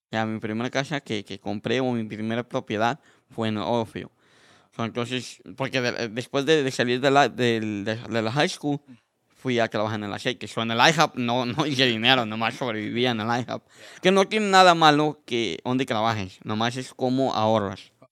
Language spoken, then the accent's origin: Spanish; Mexico; moved away; cuando llegué de México, decía, ¿por qué los mexicanos misquean el inglés con el español?